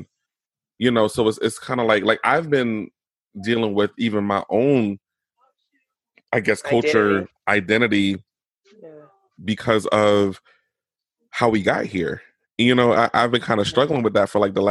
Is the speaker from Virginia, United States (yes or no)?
yes; Norfolk, Virginia, United States; I came from Norfolk General Hospital in Virginia